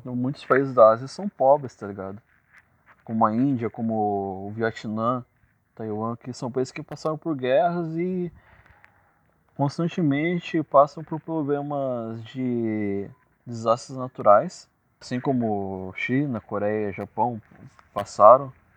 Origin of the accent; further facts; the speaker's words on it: Ourinhos, São Paulo, Brazil; Eu sou nascido e criado em Ourinhos